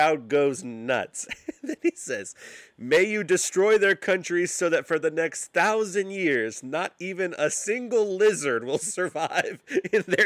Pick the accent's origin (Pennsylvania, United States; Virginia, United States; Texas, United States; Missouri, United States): Virginia, United States; Roanoke; I grew up in Roanoke, Virginia